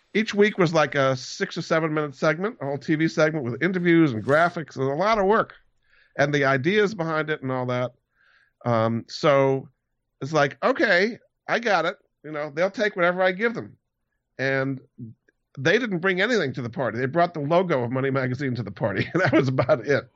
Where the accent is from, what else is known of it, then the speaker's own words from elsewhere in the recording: Hyannis, Massachusetts, United States; also born or lived in Rhode Island; I grew up in Hyannis on Cape Cod, so I I was on the sailing team